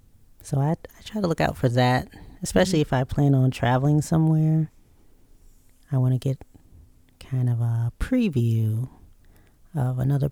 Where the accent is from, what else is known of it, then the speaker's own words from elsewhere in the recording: United States; because I'm an American, quote unquote